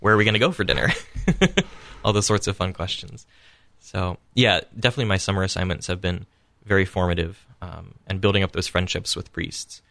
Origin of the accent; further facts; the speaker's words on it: Columbus, Ohio, United States; I grew up in Immaculate Conception Parish in Clintonville here in Columbus